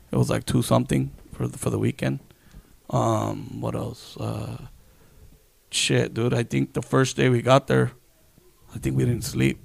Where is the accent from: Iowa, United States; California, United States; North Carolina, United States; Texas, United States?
California, United States; San Diego; I'm from San Diego